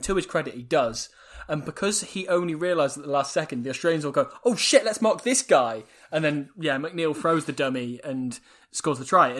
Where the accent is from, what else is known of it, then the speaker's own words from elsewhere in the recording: Wales, United Kingdom; I'm Welsh and I'm biased.